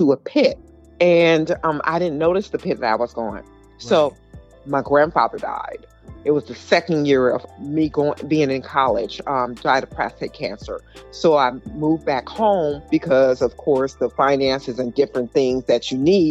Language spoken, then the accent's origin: English; Pomona, California, United States; growing up in Pomona, number one is I am a preacher's kid.